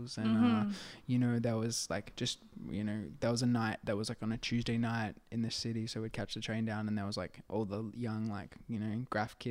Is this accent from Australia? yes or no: yes; Adelaide, South Australia, Australia; I grew up in Adelaide